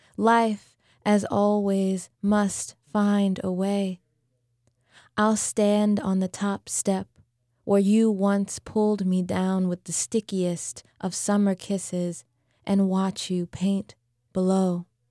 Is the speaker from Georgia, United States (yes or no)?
no; New Orleans, Louisiana, United States; I was born and raised here in New Orleans.